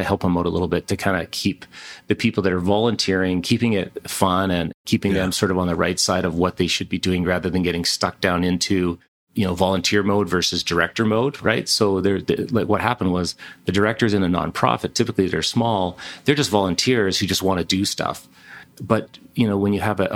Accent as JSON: {"language": "English", "town": "Ladner", "region": "British Columbia", "country": "Canada", "tie": "born or raised there", "also_born_or_lived": "Victoria, British Columbia", "lives_now": "Kelowna, Canada", "said": "I was born in Victoria, grew up in Ladner in Vancouver, a little fishing village."}